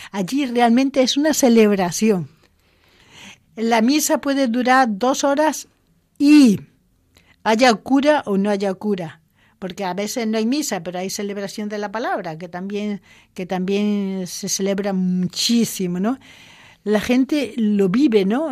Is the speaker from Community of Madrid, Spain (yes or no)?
no; Córdoba, Andalusia, Spain; moved away as an adult; also born or lived in Zimbabwe; no soy madrileña, que soy de Córdoba